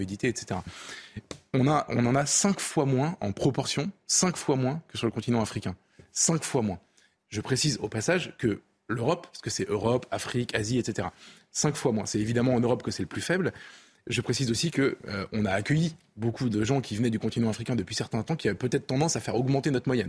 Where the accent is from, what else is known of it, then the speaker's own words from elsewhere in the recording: France; en tant que Français